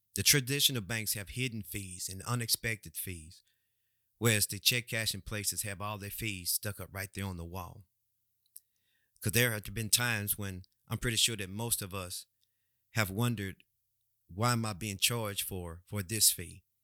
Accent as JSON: {"language": "English", "country": "United States", "said": "we as American people"}